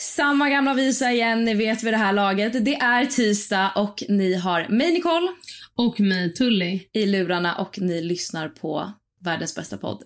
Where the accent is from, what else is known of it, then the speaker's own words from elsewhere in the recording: Sweden; Jag är född och uppvuxen i Sverige